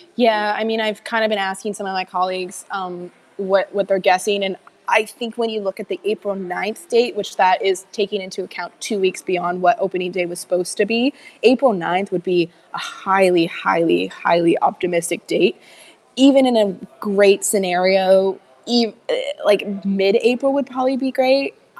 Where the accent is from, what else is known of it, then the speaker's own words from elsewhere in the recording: Canada; being down here as a Canadian.